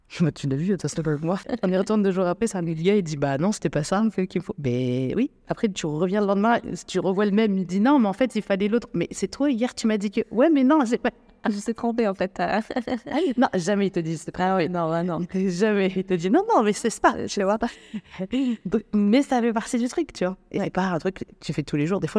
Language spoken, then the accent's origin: French; Algeria; now in Morocco; moi je suis algérienne d'origine, donc du coup je dois faire une demande de, visa pour, euh, pour vivre au Maroc.